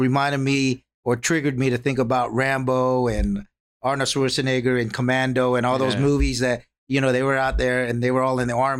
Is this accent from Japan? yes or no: yes; Japan; also born or lived in Philippines; I was born in the Philippines and lived in Japan for about 13 years. I grew up there. I'm a Navy brat, so that's how I ended up living there for 13 years.